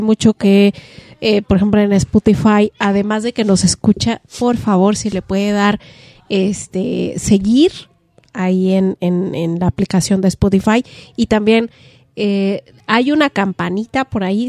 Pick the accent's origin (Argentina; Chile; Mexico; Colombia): Mexico